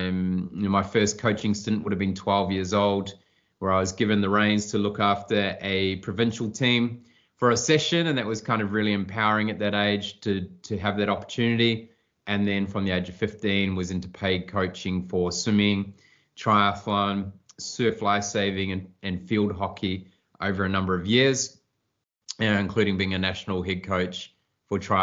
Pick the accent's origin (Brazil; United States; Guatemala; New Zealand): New Zealand; moved away; I grew up in New Zealand on a small farm with the nearest neighbour a mile away